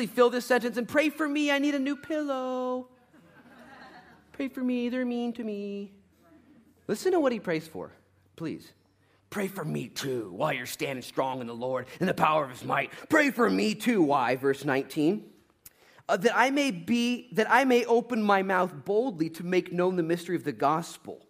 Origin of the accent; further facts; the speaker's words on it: United States; as an American